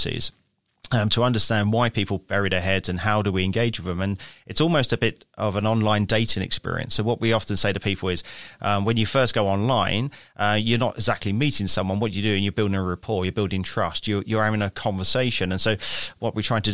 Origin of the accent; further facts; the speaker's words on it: London, United Kingdom; I grew up in London, England. And that's where I studied as well, in London, England.